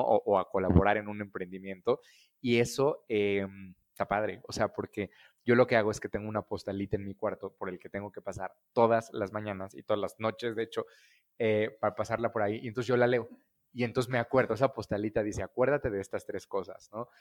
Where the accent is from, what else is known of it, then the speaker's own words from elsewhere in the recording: Querétaro, Mexico; moved away; also born or lived in Mexico City; yo soy queretano, nací en una familia este, de financieros queretanos muy tradicionales